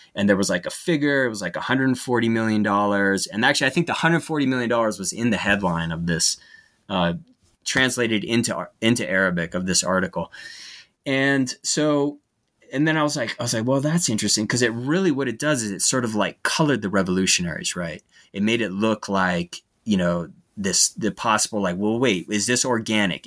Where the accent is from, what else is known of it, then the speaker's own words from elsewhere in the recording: United States; as an American